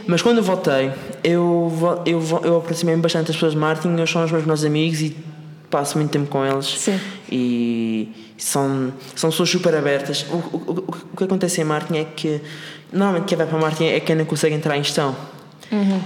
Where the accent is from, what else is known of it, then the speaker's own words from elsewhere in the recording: Madeira, Portugal; moved away as an adult; also born or lived in Lisbon; now in Seattle, United States; eu sou da Madeira e o, meu, e, o, e, o meu, e o meu objetivo era sair da Madeira para vir para Lisboa estudar